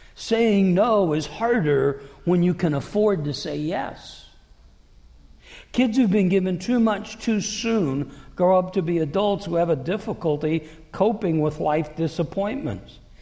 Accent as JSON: {"language": "English", "town": "Davenport", "region": "Iowa", "country": "United States", "moved": "yes", "said": "I'm from Davenport, which is 80 miles north of Burlington. But I'm from Iowa."}